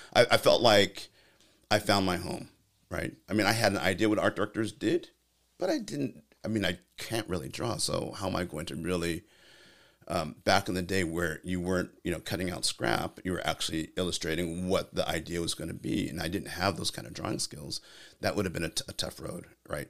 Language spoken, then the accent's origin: English; California, United States; I'm from California